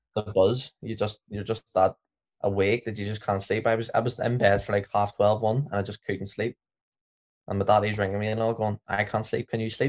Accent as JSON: {"language": "English", "region": "Northern Ireland", "country": "United Kingdom", "said": "we're from Northern Ireland"}